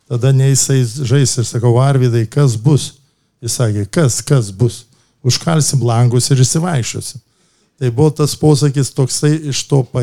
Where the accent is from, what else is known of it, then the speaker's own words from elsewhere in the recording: Kaunas, Kaunas County, Lithuania; esu kaunietis, esu žalgyrietis